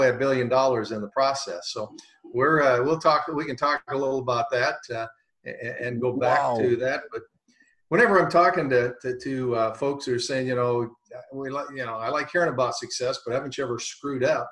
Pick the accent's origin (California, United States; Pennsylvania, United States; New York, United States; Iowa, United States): Iowa, United States; Cooper; my hometown. It's a little dinky town, Cooper, Iowa. I was just a farm kid